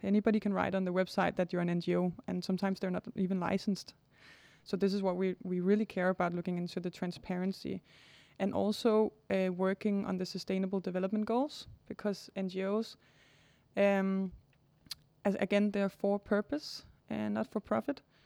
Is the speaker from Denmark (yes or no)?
yes; Denmark; also born or lived in Cambodia; I'm born in Denmark